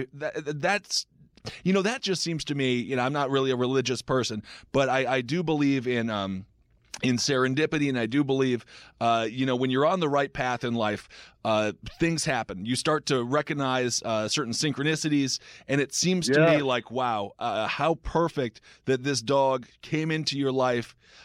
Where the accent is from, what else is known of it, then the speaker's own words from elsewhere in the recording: Wisconsin, United States; I also am a former morbidly obese individual from Wisconsin